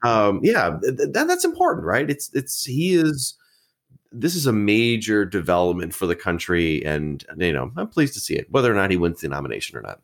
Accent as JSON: {"language": "English", "region": "Wisconsin", "country": "United States", "said": "I'm from Wisconsin, the Badger State"}